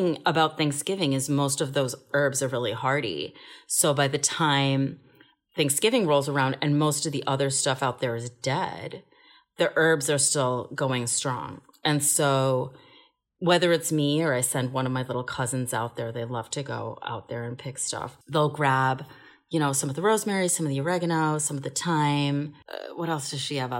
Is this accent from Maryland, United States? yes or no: yes; Bethesda, Maryland, United States; I grew up in Bethesda, Maryland, and we lived with my Colombian grandma